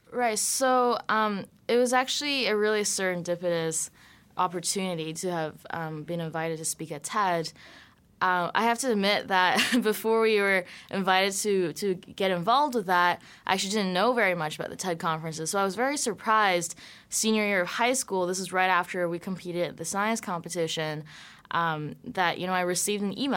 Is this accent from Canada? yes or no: yes; Vancouver, British Columbia, Canada; I grew up in Vancouver, Canada.